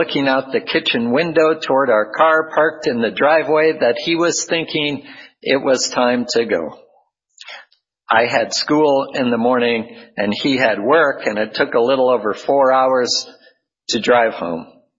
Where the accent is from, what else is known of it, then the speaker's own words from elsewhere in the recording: Midwest, United States; also born or lived in South Dakota / Iowa / Minnesota / Arizona; now in California, United States; I am from the Midwest, born in South Dakota, then moved to Iowa, and then to Minnesota before we moved west to Arizona, and then to California.